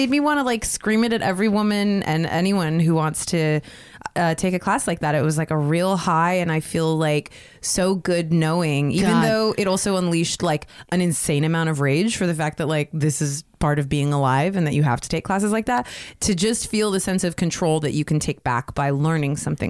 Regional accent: New York, United States; now in Pasadena, United States; and I'm from New York, so, you know, I mean, I'm used to it, because on the sidewalks in New York, you got to walk a certain way in the sidewalks.

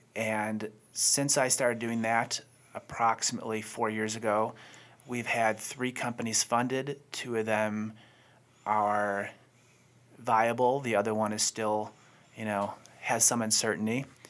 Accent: Buffalo, New York, United States; moved away as an adult; now in Charlotte, United States; I'm originally from Buffalo

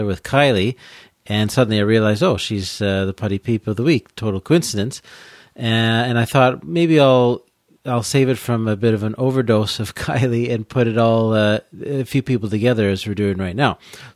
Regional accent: Peterborough, Ontario, Canada; moved away; also born or lived in Quebec / Alberta / British Columbia / Bournemouth, England; I grew up in Peterborough in Ontario

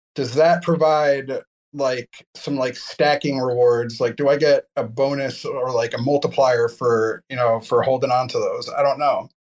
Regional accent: New Jersey, United States; I'm from New Jersey

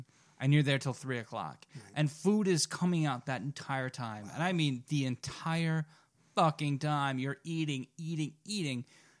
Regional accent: United States; as an American

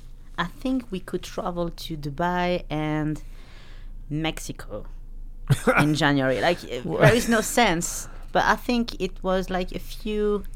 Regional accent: about 40 minutes from Nice, Provence-Alpes-Côte d'Azur, France; moved away; I'm French.

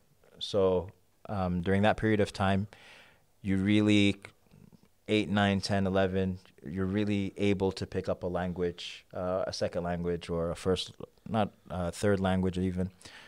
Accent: Sudan; now in United States; I'm from Sudan.

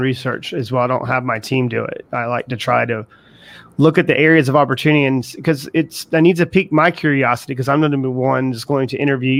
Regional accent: the South, United States; I was raised also in the South.

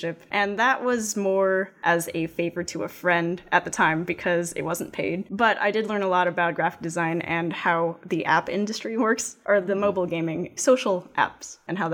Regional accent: West Covina, California, United States; also born or lived in Pasadena, California; now in Arcadia, United States; I was in West Covina, where I grew up with my parents up until the early 2000s, and then I moved to Arcadia

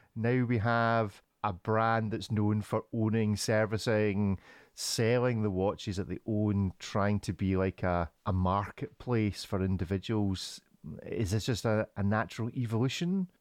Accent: Scotland, United Kingdom; as the Scotsman

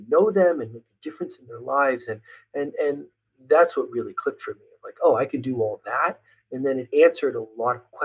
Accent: Trenton, New Jersey, United States; I was born and raised outside of Trenton, New Jersey

